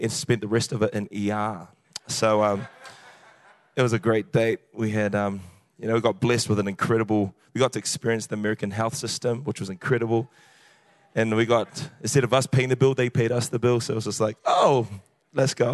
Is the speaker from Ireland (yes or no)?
no; New Zealand; accent: New Zealand; The accent is New Zealand. I'm a Kiwi.